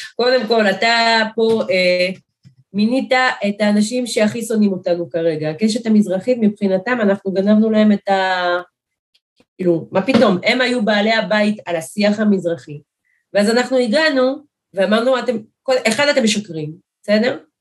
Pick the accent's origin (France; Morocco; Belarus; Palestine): France; now in Eli, Israel; אנשים שאני גדלתי עליהם, עוד בצרפת, שם נולדתי